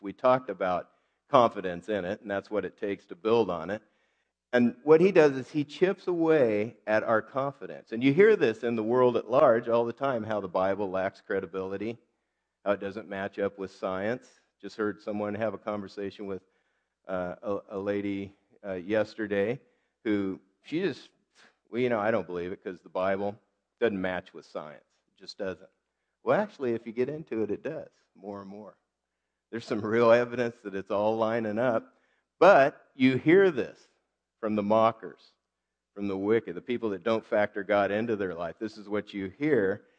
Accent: United States; I'm American

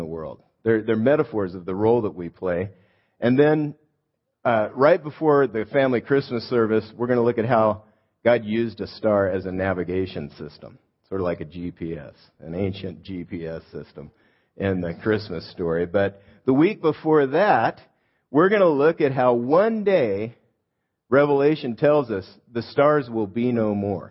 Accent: Los Angeles, California, United States; I grew up in Los Angeles

